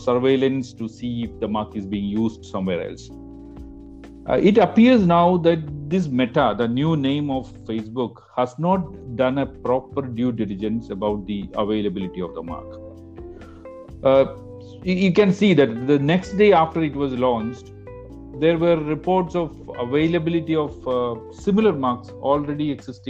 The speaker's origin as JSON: {"language": "English", "region": "Kerala", "country": "India", "tie": "born or raised there", "moved": "as an adult", "lives_now": "Chennai, India", "said": "a university in my home state Kerala"}